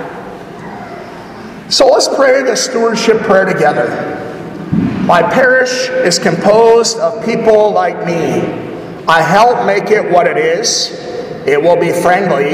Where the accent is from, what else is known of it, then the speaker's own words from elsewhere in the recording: Rugby, North Dakota, United States; moved away; my hometown where I grew up in Rugby.